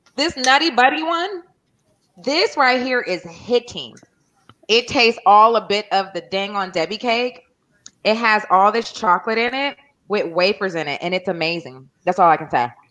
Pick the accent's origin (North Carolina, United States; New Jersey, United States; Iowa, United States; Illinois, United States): North Carolina, United States; when I grew up in North Carolina, I used to see cotton fields.